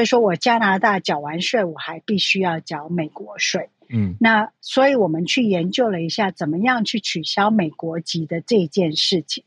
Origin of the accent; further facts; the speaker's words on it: Taiwan; also born or lived in United States; now in Canada; 像我这样子的住在海外的台湾人